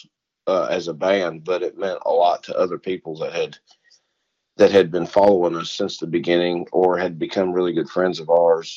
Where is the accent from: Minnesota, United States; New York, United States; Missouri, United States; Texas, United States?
Missouri, United States; Jefferson County; I'm from Missouri. I'm from the county under St. Louis County